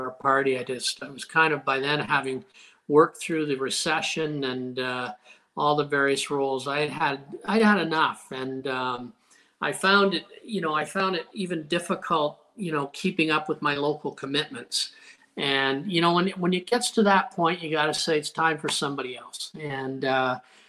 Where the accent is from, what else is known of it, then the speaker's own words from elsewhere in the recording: Windsor, Ontario, Canada; I grew up near Roseland Golf Course